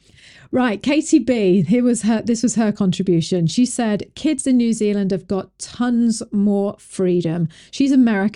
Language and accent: English; England, United Kingdom; now in United States; When we came from England, it was like, why are you talking to the children like, you know, like they have got an opinion?